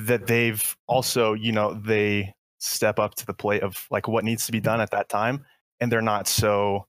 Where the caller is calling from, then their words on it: Colorado, United States; Hey, I'm from Colorado.